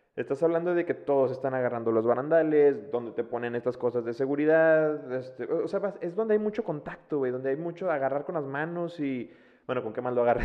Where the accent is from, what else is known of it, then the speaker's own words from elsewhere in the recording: Monterrey, Nuevo León, Mexico; nosotros que somos de Monterrey